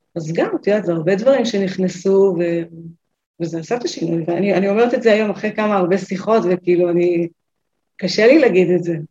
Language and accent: Hebrew; Northern Israel, Israel; אני מהצפון